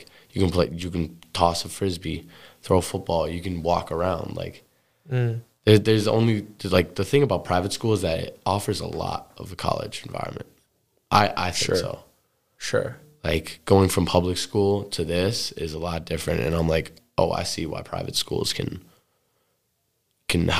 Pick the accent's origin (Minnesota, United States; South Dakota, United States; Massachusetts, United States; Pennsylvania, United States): Massachusetts, United States; the Berkshires, Western; That's literally Western Mass. That's what I grew up with in the Berkshires.